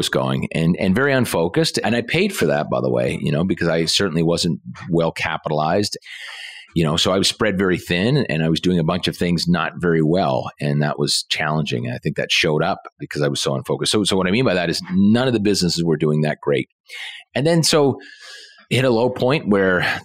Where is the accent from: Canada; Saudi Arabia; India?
Canada; Halifax, Nova Scotia; born and raised in Halifax, Nova Scotia.